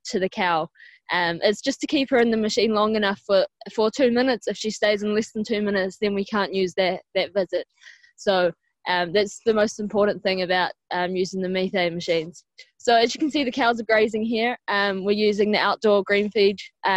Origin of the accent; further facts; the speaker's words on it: New Zealand; now in Ireland; I'm not from Ireland, I'm from New Zealand.